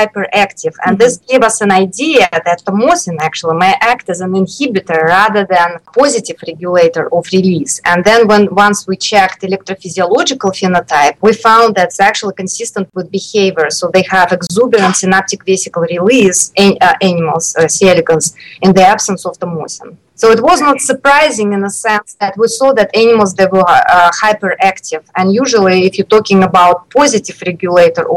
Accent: Moscow, Russia; moved away as an adult; also born or lived in Chicago, United States; I grew up in Moscow, in Russia.

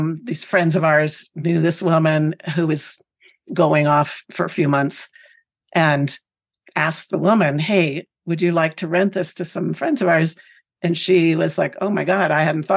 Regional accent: Pennsylvania, United States; this community where I grew up in Pennsylvania

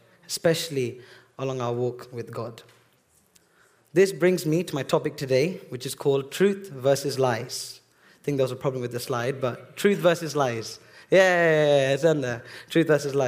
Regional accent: Bedford, East of England, United Kingdom; I was actually born here in Bedford Hospital

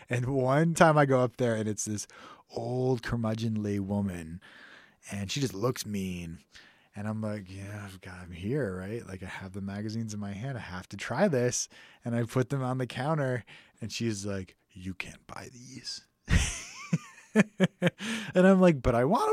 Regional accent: a suburb outside of Houston, Texas, United States; I grew up in Texas, in a suburb outside of Houston.

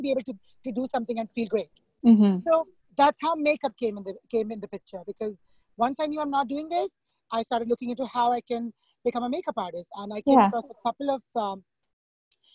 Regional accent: India; moved away as an adult; now in Long Island, United States; I'm from India, so back home in school

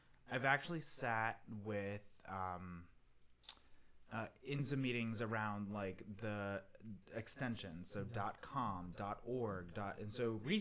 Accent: Mexico; moved away; I grew up in Mexico

